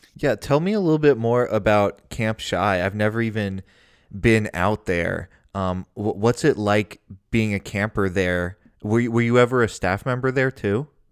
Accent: Cincinnati, Ohio, United States; I grew up in Cincinnati, Ohio

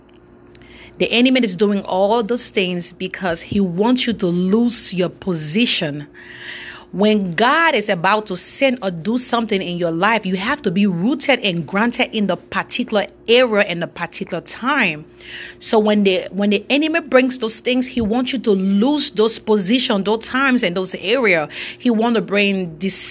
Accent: Monrovia, Montserrado, Liberia; now in Lexington, United States; I'm from West Africa, Monrovia, Liberia. I'm presently right now in Lexington, Kentucky

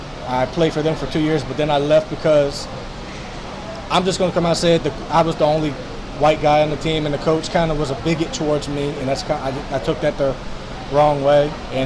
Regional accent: Slidell, Louisiana, United States; And I come from Slido, Louisiana, not too far from New Orleans. Went to Slido High, and then I went to Southeastern, graduated last year with my media degree

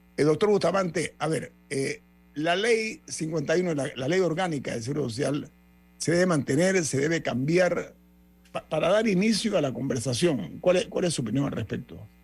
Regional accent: Panama; mi dignidad como panameño

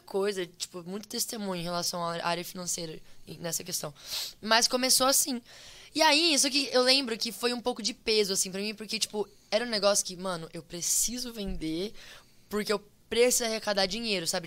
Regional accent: Brazil; moved away; sou brasileiro

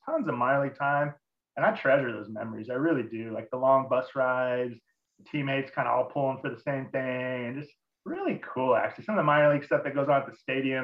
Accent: Southern California, United States; I grew up in Southern California

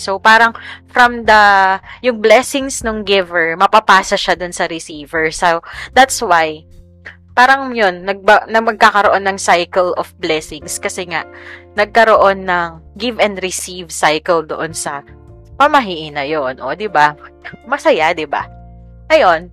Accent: Central Luzon, Philippines; now in Quezon City, Philippines; nung nasa Bulacan kami, I grew up in Bulacan

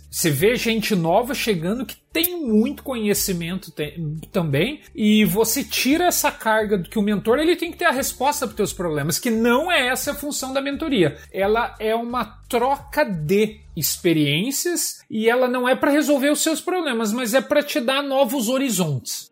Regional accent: São Paulo, Brazil; moved away as an adult; also born or lived in Curitiba, Brazil / Germany; now in Canada; eu nasci em São Paulo, mas vivi em Curitiba há muito tempo

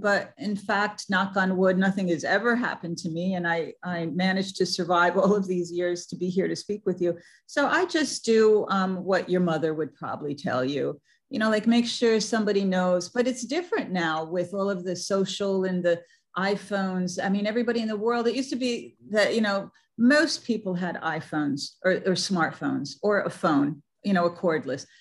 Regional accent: New York City, New York, United States; I'm from New York City

